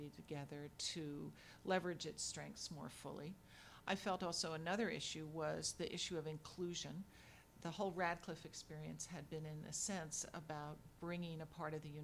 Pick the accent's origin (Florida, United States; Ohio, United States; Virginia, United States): Virginia, United States; moved away; since I was a small child growing up in Virginia